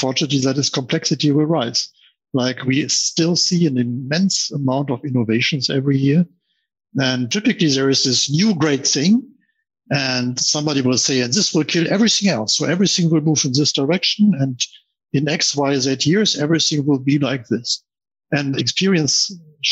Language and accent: English; Germany; as you can hear, I'm from Germany